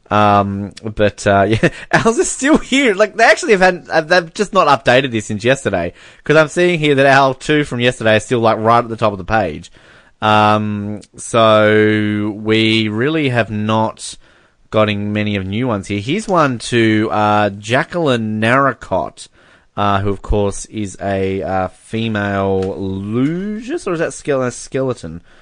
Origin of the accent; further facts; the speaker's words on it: Canada; I'm Canadian.